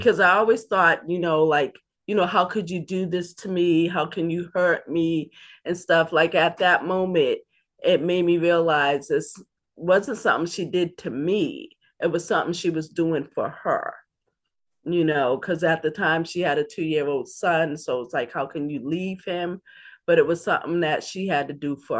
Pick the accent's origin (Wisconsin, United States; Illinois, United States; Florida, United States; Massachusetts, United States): Massachusetts, United States; Boston; also born or lived in Dorchester, Boston; I grew up in Roxbury. I am a Roxburyan, also grew up in Dorchester